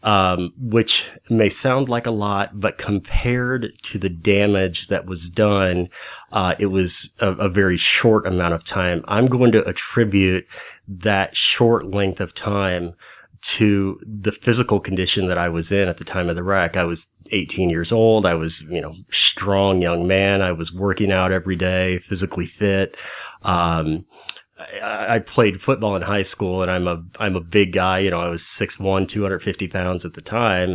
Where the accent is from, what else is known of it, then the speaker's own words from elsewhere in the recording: High Hill, Missouri, United States; also born or lived in St. Louis, Missouri; my hometown is a little wide spot in the road called High Hill, Missouri, about an hour outside of Saint Louis